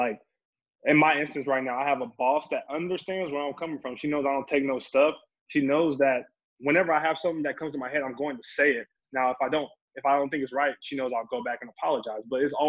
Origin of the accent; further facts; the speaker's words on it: Topeka, Kansas, United States; moved away as an adult; growing up in Kansas.